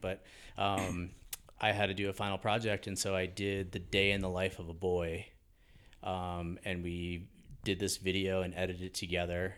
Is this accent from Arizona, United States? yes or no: no; Hastings-on-Hudson, New York, United States; born or raised there